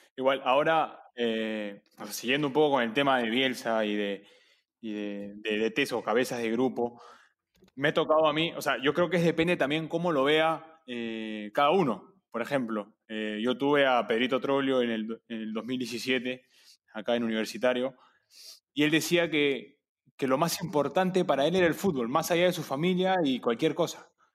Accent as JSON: {"language": "Spanish", "country": "Argentina", "also_born_or_lived": "Peru", "moved": "yes", "said": "soy, soy, soy argentino nacionalizado peruano"}